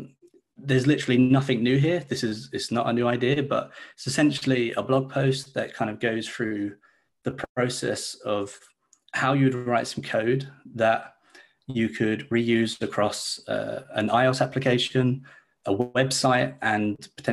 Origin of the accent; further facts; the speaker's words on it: Leeds, Yorkshire and the Humber, United Kingdom; Hey, so yeah, I'm a developer from Leeds in the UK. So it's a bit of a time difference from you guys